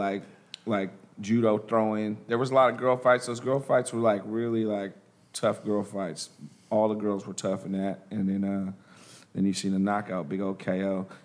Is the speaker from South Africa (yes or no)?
no; Nigeria; the thing about it is my boy is Nigerian. I'm Nigerian.